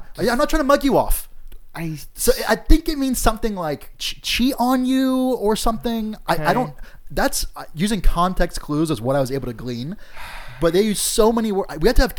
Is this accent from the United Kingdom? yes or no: yes; North East England, United Kingdom; Because, oh, yeah, we're both Geordie boys, you know, or whatever the fuck.